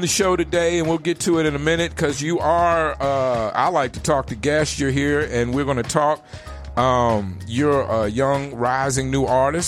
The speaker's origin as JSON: {"language": "English", "region": "Virginia", "country": "United States", "said": "I come from the South. I come from Virginia"}